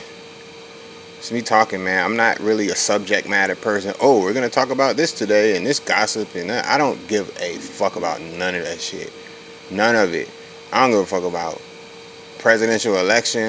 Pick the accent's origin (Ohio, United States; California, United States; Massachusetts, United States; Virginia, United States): Virginia, United States; Virginia Beach; That's the street I grew up on in Virginia Beach, Virginia